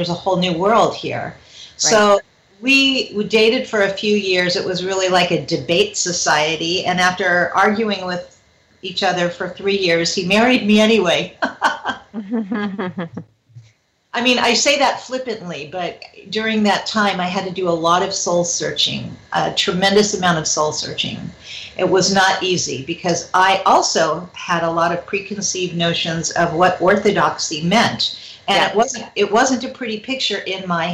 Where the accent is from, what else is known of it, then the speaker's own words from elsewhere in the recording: Los Angeles, California, United States; I grew up in the San Fernando Valley